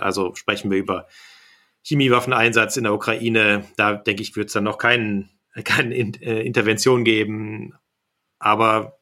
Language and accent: German; Kassel, Hesse, Germany; now in Berlin, Germany; in meine Heimat Kassel